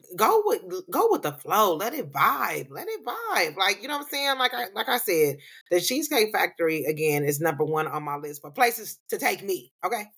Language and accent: English; California, United States; accent: black accent; I'm from California